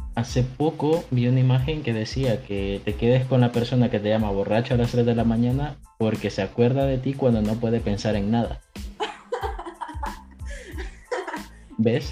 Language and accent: Spanish; El Salvador; now in Spain; soy del Salvador, actualmente vivo en España